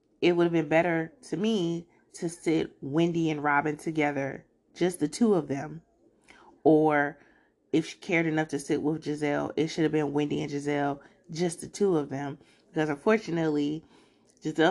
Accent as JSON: {"language": "English", "area": "Prince George's County", "region": "Maryland", "country": "United States", "tie": "born or raised there", "said": "I grew up in PG County"}